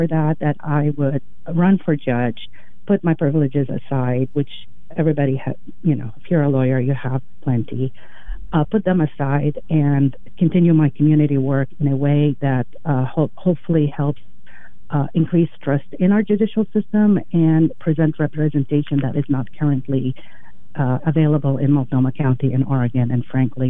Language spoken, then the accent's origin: English; Lebanon; English is a second language; moved away as an adult; also born or lived in Iraq; now in United States; I immigrated to the U.S. when I was 18 by myself and fell in love with the legal system here. I grew up in Lebanon. I grew up in Iraq and a couple other countries in the Middle East.